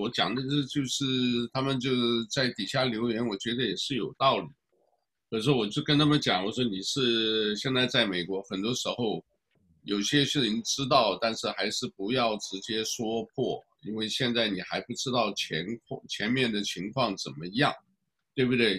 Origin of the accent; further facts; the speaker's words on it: Taiwan; now in United States; 因为我是台湾来的